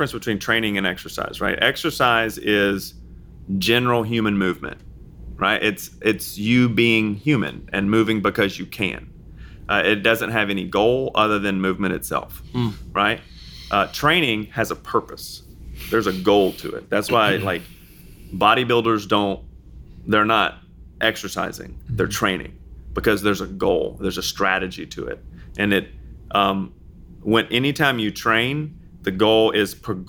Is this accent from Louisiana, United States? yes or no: yes; Louisiana, United States; I'm from Louisiana